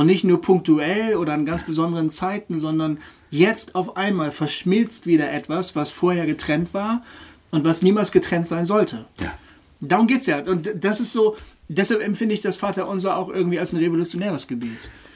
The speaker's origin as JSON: {"language": "German", "country": "Germany", "said": "als Deutsche"}